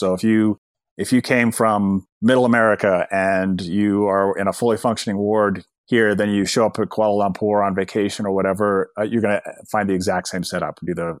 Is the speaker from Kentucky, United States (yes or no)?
no; Bountiful, Utah, United States; I just remember as a kid growing up in Bountiful, Utah, right? It's the bedroom community of Salt Lake City.